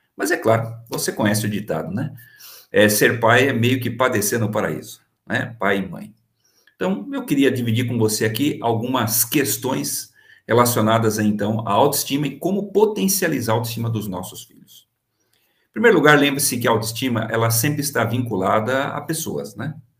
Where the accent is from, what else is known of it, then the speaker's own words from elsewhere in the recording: São Caetano do Sul, São Paulo, Brazil; Nasci em São Caetano do Sul